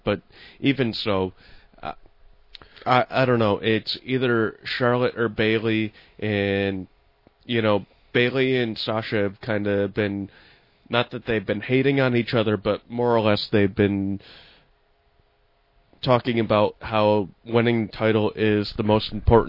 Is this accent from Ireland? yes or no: yes; Ireland; I'm Irish, too.